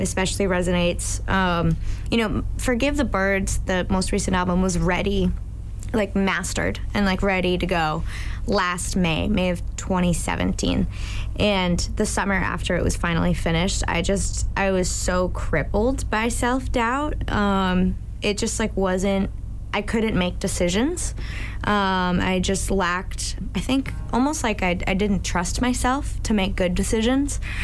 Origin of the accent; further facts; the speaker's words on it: Plymouth, Massachusetts, United States; I'm originally from Plymouth, Mass.